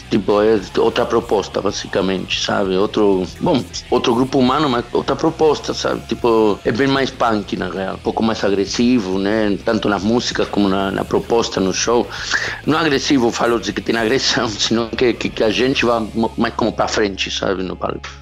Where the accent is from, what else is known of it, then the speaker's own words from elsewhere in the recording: Chile; Portuguese is a second language; also born or lived in Argentina; now in Brazil; Eu sou chileno, na real. Eu morei lá, mas não sou argentino, nasci no Chile.